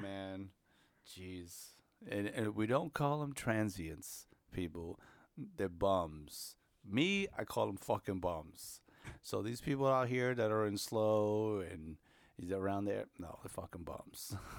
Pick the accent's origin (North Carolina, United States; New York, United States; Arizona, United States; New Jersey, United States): New York, United States; I'm from New York.